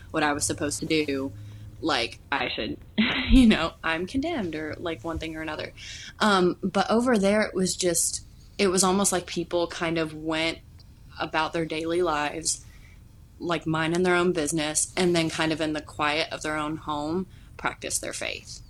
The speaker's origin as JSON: {"language": "English", "town": "Louisville", "region": "Kentucky", "country": "United States", "tie": "born or raised there", "lives_now": "Wilmore, United States", "said": "I grew up in Louisville, Kentucky"}